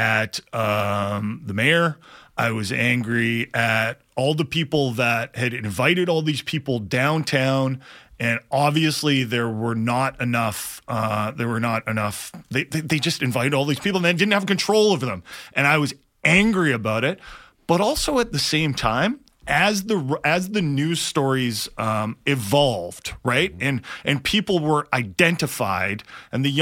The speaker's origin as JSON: {"language": "English", "town": "Vancouver", "region": "British Columbia", "country": "Canada", "tie": "born or raised there", "said": "I'm generally pretty proud of being from Vancouver. I've lived here my whole life"}